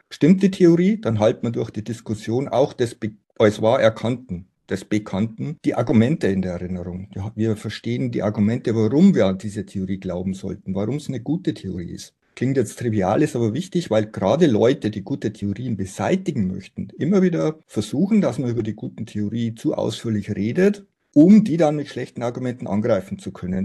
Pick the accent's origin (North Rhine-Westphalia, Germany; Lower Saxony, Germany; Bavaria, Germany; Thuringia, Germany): Bavaria, Germany; Simbach am Inn; moved away as an adult; also born or lived in Oxford; now in Munich, Germany; Ich bin gebürtiger Niederbayer, Simbach am Inn, um genau zu sein.